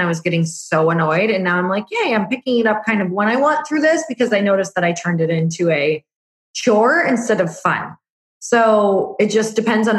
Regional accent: Midwest, United States; I'm from the Midwest

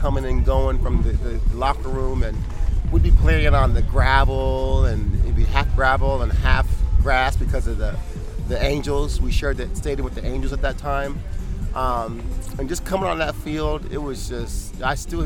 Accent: Kansas, United States; moved away; also born or lived in Southern California; I grew up in Kansas. You know, we experienced all the seasons. So coming out here, you know, it was a shock

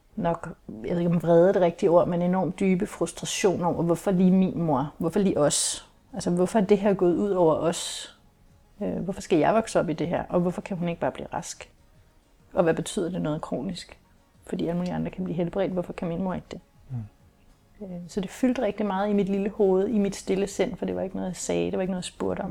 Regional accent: Kolding, Southern Denmark, Denmark; jeg er jo opvokset i det, som man jo kunne kalde en kernefamilie med mor og far, og jeg var lille søster, og jeg havde en storebror, og vi boede i et parcelhus i Kolding

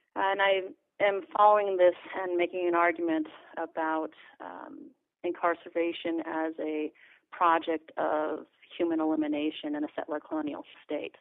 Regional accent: Los Angeles, California, United States; here, LA, my hometown

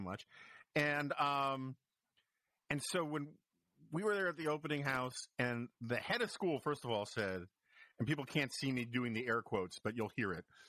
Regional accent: New York, United States; now in Washington, DC, United States; I grew up in New York

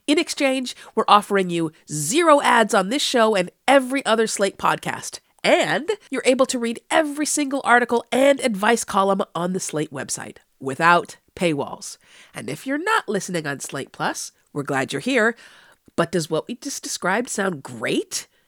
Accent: Los Angeles, California, United States; Yes, I'm from Los Angeles, so I feel like I know wherever I speak.

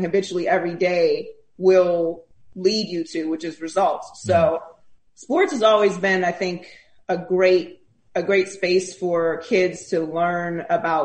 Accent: Pittsburgh, Pennsylvania, United States; moved away as an adult; also born or lived in Miami; I'm Pittsburgh through and through

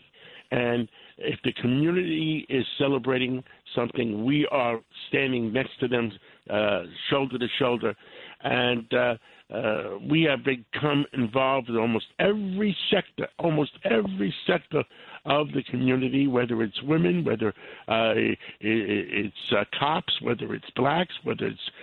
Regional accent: New York City, New York, United States; I am from Harlem. I grew up in Harlem

